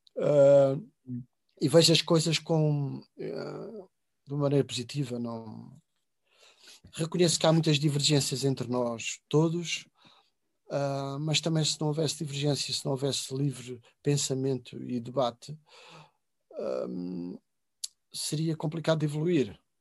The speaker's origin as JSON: {"language": "Portuguese", "town": "Covilhã", "region": "Centro", "country": "Portugal", "said": "o largo da minha aldeia e da minha cidade de Covilhã"}